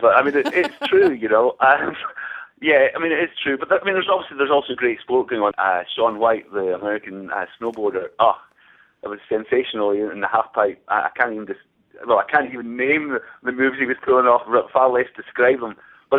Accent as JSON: {"language": "English", "country": "United Kingdom", "said": "that's all part of the thing, as being a British journalist over here."}